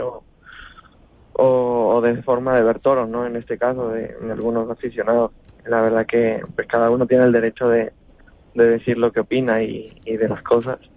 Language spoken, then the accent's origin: Spanish; Lima, Peru; now in Spain; nacido también en Perú y, y, tenga muchísimo aprecio en mi tierra